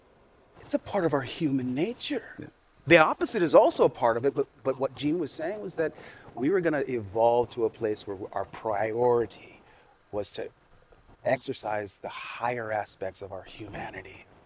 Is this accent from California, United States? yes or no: yes; Sacramento, California, United States; As a young black kid growing up in Sacramento, California